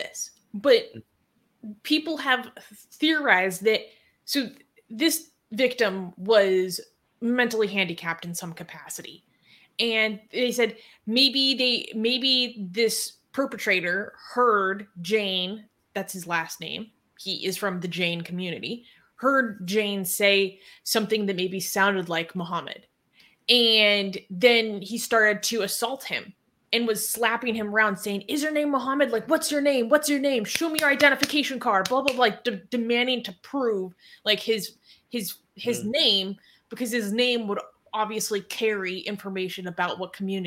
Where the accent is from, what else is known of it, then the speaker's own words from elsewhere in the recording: United States; as an American